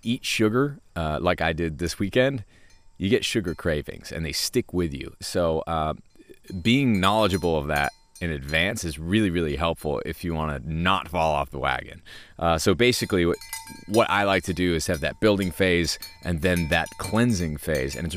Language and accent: English; New Hampshire, United States; moved away; our place where I grew up in New Hampshire